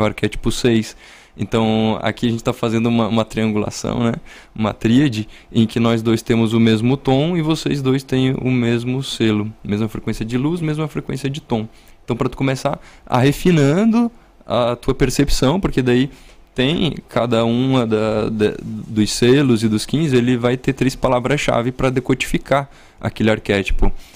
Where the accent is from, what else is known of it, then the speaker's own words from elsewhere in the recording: Urupema, Santa Catarina, Brazil; moved away; also born or lived in São Joaquim; eu sou da Serra Catarinense, né? A minha família e minha origem é... Eu nasci em São Joaquim